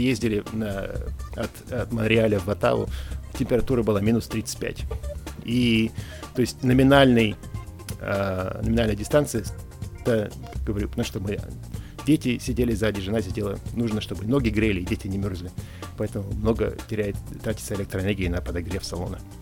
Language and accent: Russian; Yekaterinburg, Sverdlovsk Oblast, Russia; moved away; тот дом, в котором я вырос, э, в Екатеринбурге